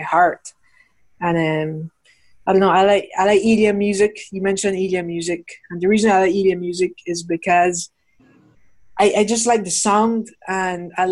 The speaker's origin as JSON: {"language": "English", "country": "Belize", "tie": "born or raised there", "said": "I was born here in Belize."}